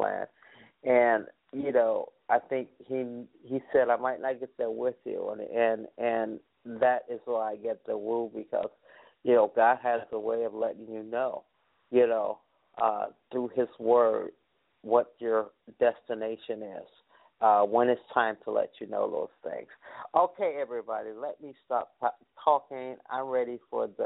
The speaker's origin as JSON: {"language": "English", "town": "Chicago", "region": "Illinois", "country": "United States", "said": "I'm from Chicago"}